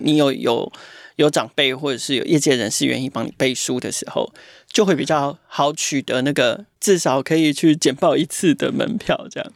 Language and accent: Chinese; Taipei, Taiwan; 我们台北人就是冷漠又现实